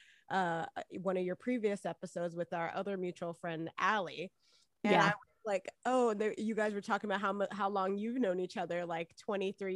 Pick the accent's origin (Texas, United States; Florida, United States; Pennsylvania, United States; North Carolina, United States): Florida, United States; Miami; moved away as an adult; also born or lived in New York; I'm originally from Miami, Florida, you know, born and raised in the county of Dade.